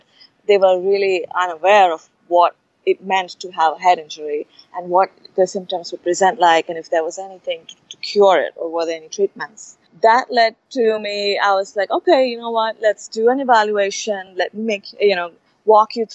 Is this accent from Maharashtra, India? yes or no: yes; Mumbai, Maharashtra, India; moved away; I grew up in Bombay